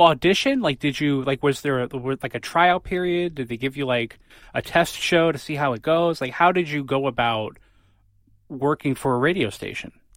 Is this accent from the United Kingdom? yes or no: no; New Haven, Connecticut, United States; I'm from New Haven